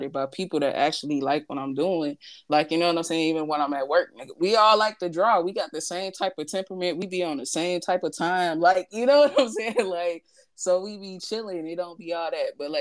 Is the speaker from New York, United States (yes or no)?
no; St. Louis, Missouri, United States; moved away; I'm from St. Louis